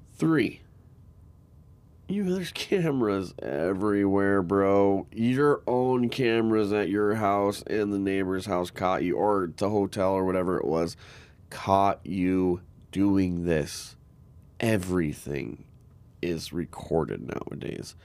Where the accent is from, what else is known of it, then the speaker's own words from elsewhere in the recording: Arizona, United States; now in Minnesota, United States; I grew up in Arizona